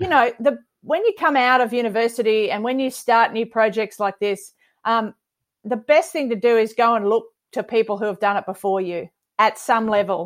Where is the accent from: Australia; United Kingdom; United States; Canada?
Australia; Queensland; also born or lived in Townsville / Brisbane; I've lived here thirty-three years and the other fifteen of my life were in Townsville. So I'm absolutely, I bleed Maroon. I'm a Queenslander through and through